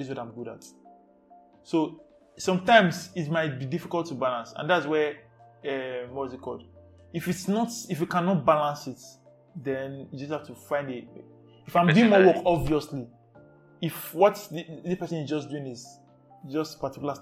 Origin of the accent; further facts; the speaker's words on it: Lagos, Nigeria; I was born and brought up in Ajegunle